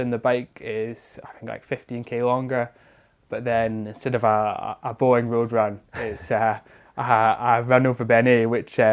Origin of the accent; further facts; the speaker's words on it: Lochcarron, Scotland, United Kingdom; moved away as an adult; now in Fort William, United Kingdom; originally I'm from Aucarin, which is pretty close to Torridon and the Achnacellach Hills, and that's where I was born and grew up